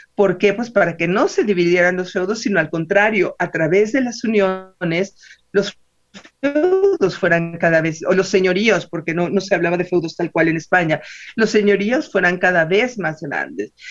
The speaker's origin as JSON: {"language": "Spanish", "country": "Mexico", "said": "a nosotros como eh, novohispanos primero y como mexicanos después"}